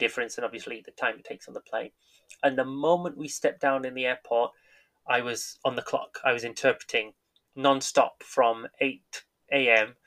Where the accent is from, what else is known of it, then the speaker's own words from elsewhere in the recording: England, United Kingdom; first language English; moved away as an adult; now in Japan; I was born in England. I grew up in England.